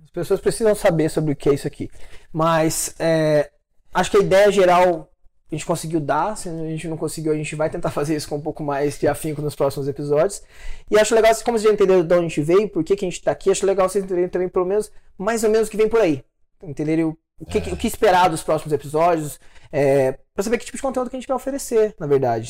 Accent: interior of Minas Gerais, Brazil; moved away as an adult; now in São Paulo, Brazil; Eu sou do interior de Minas Gerais. Né? Minha cidade ela, é, ela é bem pequenininha.

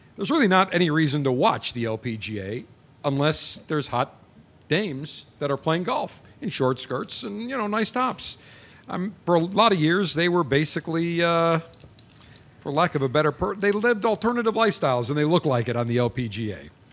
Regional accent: Buffalo, New York, United States; now in Tampa, United States; Buffalo, New York, my hometown

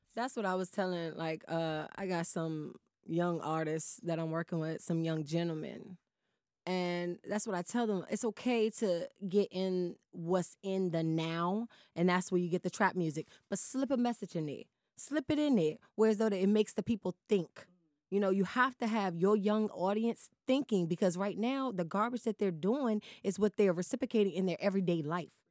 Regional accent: Washington, District of Columbia, United States; me growing up in Southeast, my younger part of my years

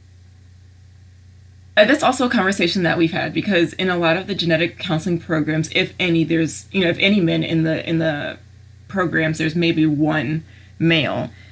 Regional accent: Maryland, United States; moved away as an adult; now in Ohio, United States; I'm from Maryland

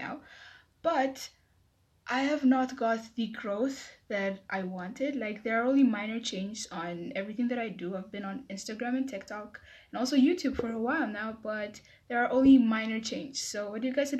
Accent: Ethiopia; I'm from Ethiopia, Africa

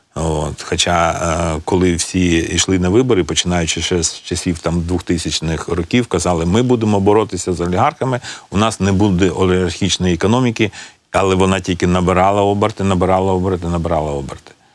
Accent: Luhansk, Luhansk Oblast, Ukraine; now in Kyiv, Ukraine; Я з Луганська

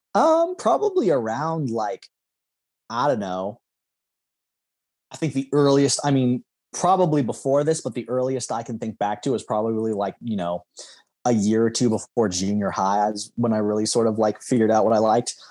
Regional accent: Lincoln, Nebraska, United States; growing up, I would have considered that South Lincoln

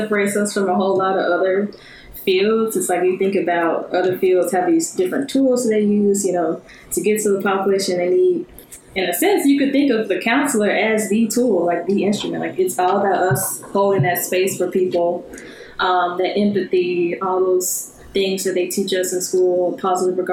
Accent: Birmingham, Alabama, United States; moved away as an adult; I'm from Birmingham. So I've just been kind of moving up the map through school

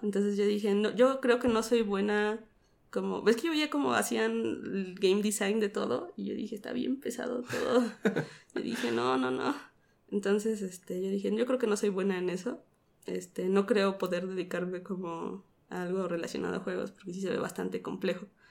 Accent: Mexico City, Mexico; Soy de aquí, de la Ciudad de México.

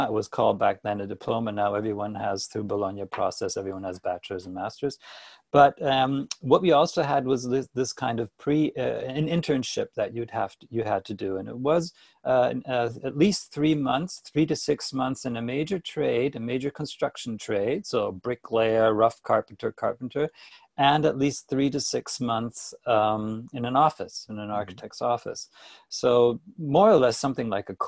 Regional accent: Toronto, Ontario, Canada; moved away; also born or lived in Hanover, Germany; I'm from Canada. I was born in Toronto and grew up here as a classic Canadian boy

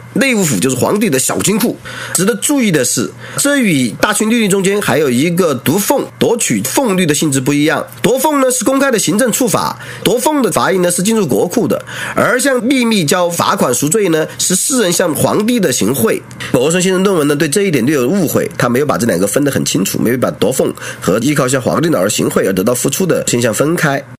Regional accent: Qianwei, Sichuan, China; 四川前围，哎，我的故乡

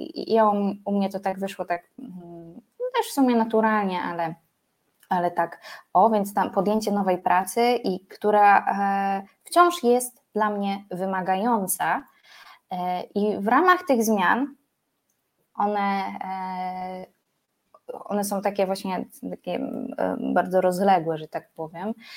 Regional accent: Poland; pochodzę z nadmorza

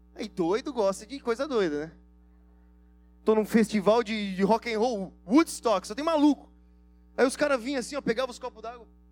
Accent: Brazil; vocês são brasileiros? Falou em inglês, assim, nós somos

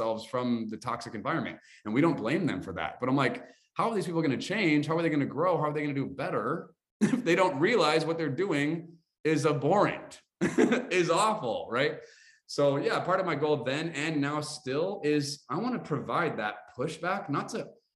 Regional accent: United States; we're American

